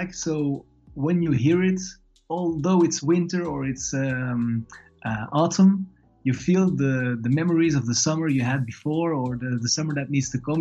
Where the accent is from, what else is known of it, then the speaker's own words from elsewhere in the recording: Belgium; I'm born and raised in Belgium